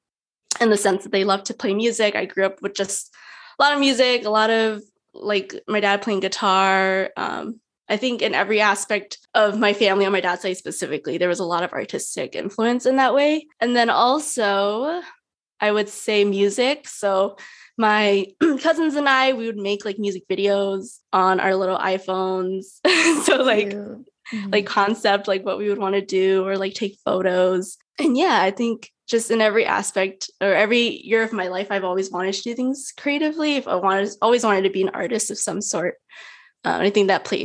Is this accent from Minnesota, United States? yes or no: yes; Minneapolis, Minnesota, United States; moved away as an adult; now in New York, United States; I grew up in Minneapolis, Minnesota, and my family currently lives in Brooklyn Park